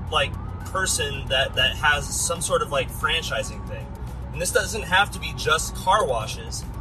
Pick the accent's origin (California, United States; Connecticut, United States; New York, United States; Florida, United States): California, United States; Simi Valley; in my hometown of Simi Valley, California